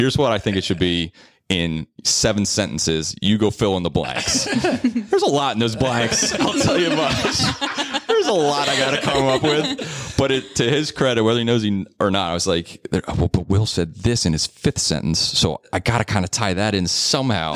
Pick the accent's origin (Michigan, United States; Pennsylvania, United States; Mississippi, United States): Pennsylvania, United States; Philadelphia; accent: Philly; my Philly accent